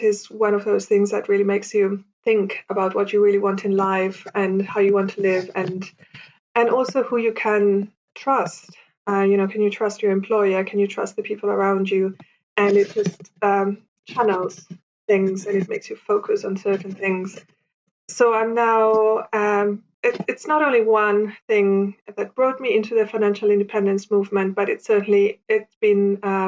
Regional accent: Italy; moved away as an adult; now in London, United Kingdom; I was born and raised in Italy, but I also spent a lot of summers in Germany as a kid

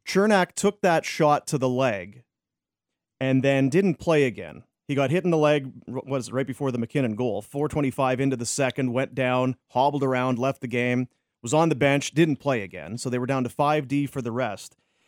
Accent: Canada; I'm a Canadian kid, and the boys, and my heart's breaking.

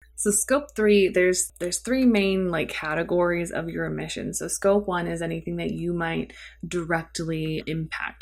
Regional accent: St. Louis, Missouri, United States; also born or lived in Cape Girardeau, Missouri; I've lived in Saint Louis for most of my life

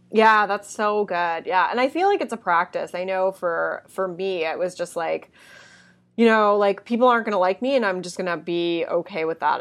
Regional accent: Canada; being Canadian

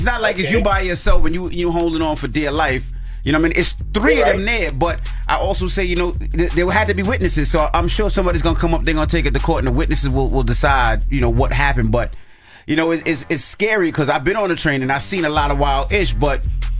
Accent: Queens, New York, United States; I'm from Northside, Queens. I'm from the Northside.

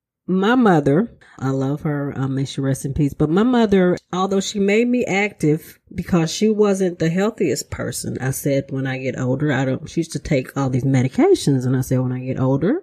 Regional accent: Mississippi, United States; moved away; I'm from Mississippi.

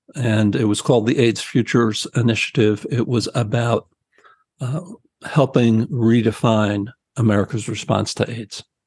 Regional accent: New Jersey, United States; I'm from New Jersey.

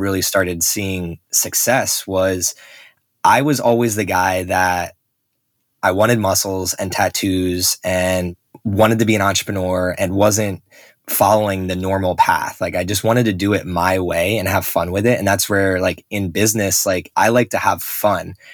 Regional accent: Northeast, United States; where I grew up on the Northeast

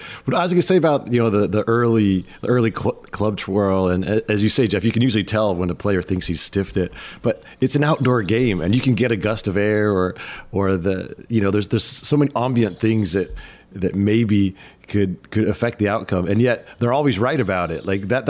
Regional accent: California, United States; most people think I sound like I'm stoned because I'm from California.

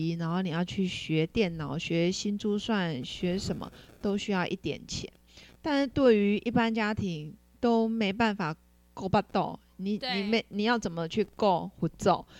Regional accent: Nantou County, Taiwan; moved away; 先攻击南投。所以我们老家就就这个房子，在民国七十五年还被韦恩台风给打到

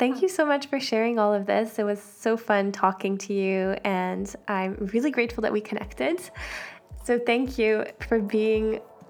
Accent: Switzerland; Switzerland. Yeah, not from the Alps, but I'm from Switzerland.

